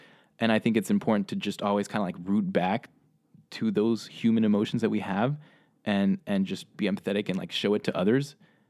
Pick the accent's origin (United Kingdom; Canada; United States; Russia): Russia; also born or lived in Spain / Hong Kong; I grew up in Russia, Spain, and Hong Kong, traveled the world as a kid, had a great lifestyle.